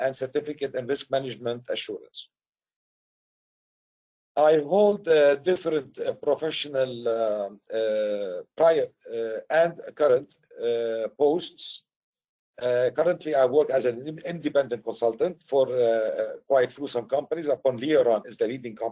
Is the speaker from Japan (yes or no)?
no; Beirut, Beirut Governorate, Lebanon; moved away; also born or lived in Syria / United States; I'm originally from Syria. I was raised in Beirut, Lebanon.